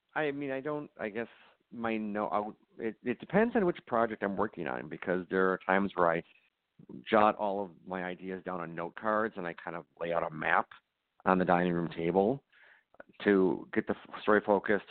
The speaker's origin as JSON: {"language": "English", "town": "Racine", "region": "Wisconsin", "country": "United States", "tie": "born or raised there", "also_born_or_lived": "Los Angeles / Chicago", "moved": "as an adult", "said": "I moved back to uh, my hometown of Racine."}